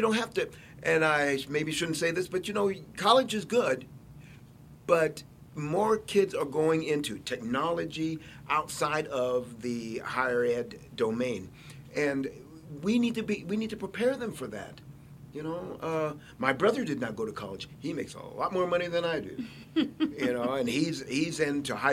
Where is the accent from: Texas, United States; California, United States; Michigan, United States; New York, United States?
Texas, United States; El Paso; I'm from El Paso